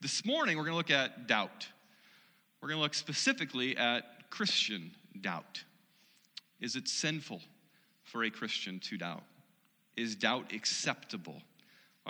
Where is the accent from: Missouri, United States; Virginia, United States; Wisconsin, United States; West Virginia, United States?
Missouri, United States; I'm from the Show Me State, I'm from Missouri